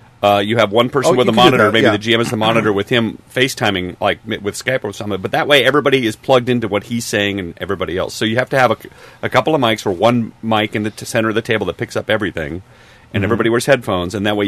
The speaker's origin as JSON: {"language": "English", "region": "Minnesota", "country": "United States", "said": "from Minnesota."}